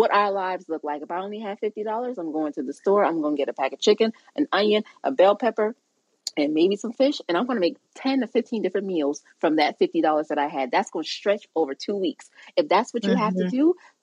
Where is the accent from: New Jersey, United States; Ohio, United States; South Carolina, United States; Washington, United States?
South Carolina, United States; Charleston; I'm from Charleston, South Carolina. We are a Gullah Geechee people